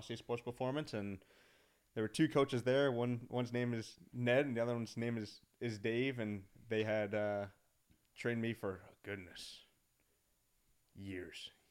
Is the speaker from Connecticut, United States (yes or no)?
yes; Connecticut, United States; moved away; I'm from the Northeast, from Connecticut